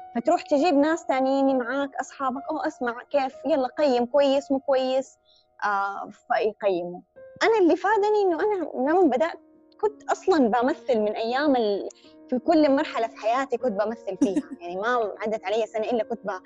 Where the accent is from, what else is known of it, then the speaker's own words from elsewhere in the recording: Hejaz, Saudi Arabia; accent: Hijazi; ان انا حجازيه